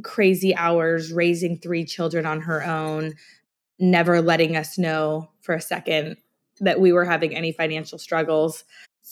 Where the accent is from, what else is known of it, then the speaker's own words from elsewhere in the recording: Scotland, United Kingdom; now in United States; I was born in Scotland